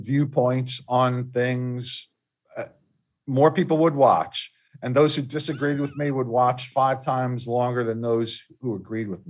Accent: Delaware, United States; in my home state of Delaware, I did a sports television show.

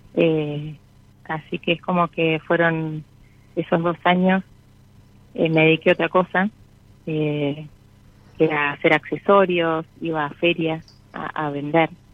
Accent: San Isidro, Buenos Aires Province, Argentina; de San Isidro, zona norte

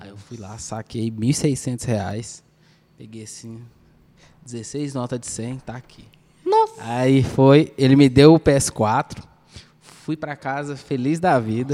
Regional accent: Goiânia, Goiás, Brazil; Com a gente que é goianiense

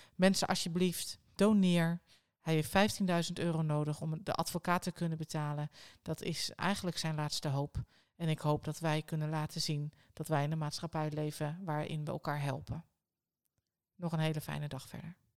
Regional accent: Netherlands; als Nederlanders

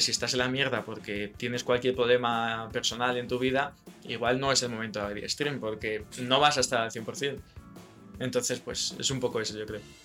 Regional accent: Spain; los españoles tenemos como nuestro acento inglés españolizado un poco

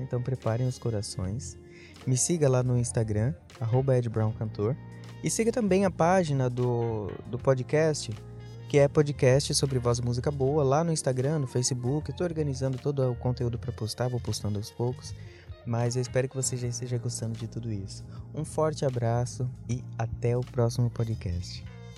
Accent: São Paulo, Brazil; Nunca tinha via-, nunca, nunca saí de São Paulo. Eu sou de São Paulo.

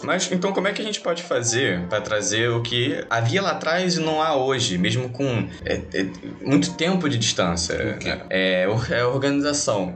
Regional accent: Brazil; porque eu também sou brasileiro

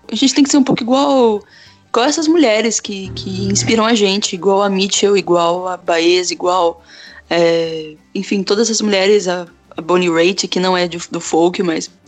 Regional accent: São Paulo, Brazil; born there; now in Jundiaí, Brazil; Eu nasci em São Paulo, mas eu faz três, quatro anos que eu tô morando em Jundiaí, que é tipo uma extensão de trem de, de São Paulo

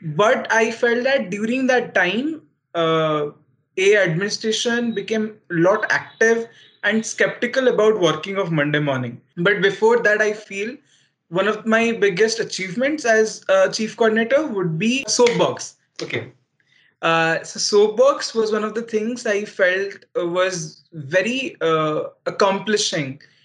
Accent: Odisha, India; NIT Rourkela was uh, in my home state

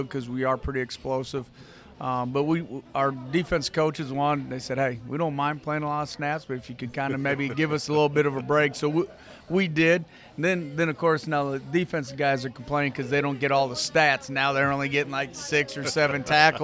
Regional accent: Hammond, Wisconsin, United States; moved away; I'm originally from Wisconsin, northwest Wisconsin. It's called St. Croix Central High School. Hammond's my hometown.

